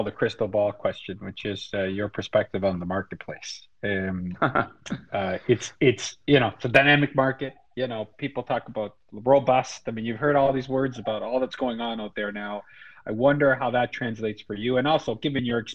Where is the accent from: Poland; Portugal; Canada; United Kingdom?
Canada; as a Canadian